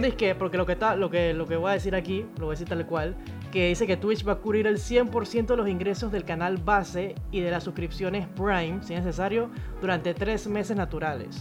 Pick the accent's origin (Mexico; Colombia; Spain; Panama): Panama; Yo soy panameña